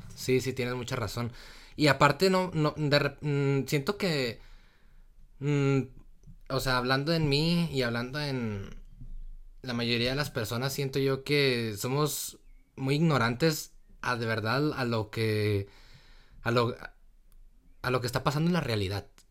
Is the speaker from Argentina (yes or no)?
no; Torreón, Coahuila, Mexico; yo soy de, de Torreón, del norte, de Torreón, Coahuila, México